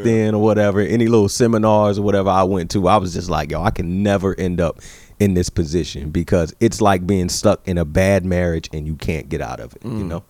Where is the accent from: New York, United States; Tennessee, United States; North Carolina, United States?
North Carolina, United States; Greenville; moved away; I lived in Greenville, North Carolina back then. Yeah. So that's my hometown.